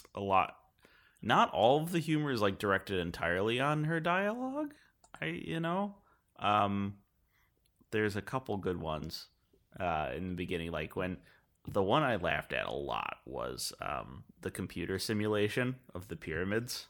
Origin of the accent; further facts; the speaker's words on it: United States; us being American